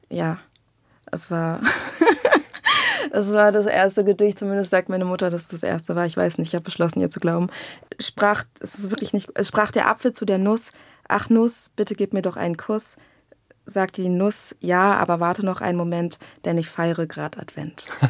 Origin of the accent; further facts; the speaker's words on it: Berlin, Germany; ich bin aus Berlin